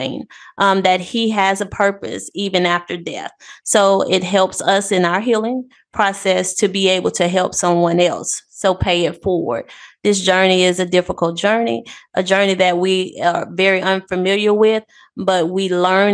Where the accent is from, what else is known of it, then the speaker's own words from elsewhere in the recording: Pass Christian, Mississippi, United States; also born or lived in Gulfport, Mississippi; I'm a native of Past Christian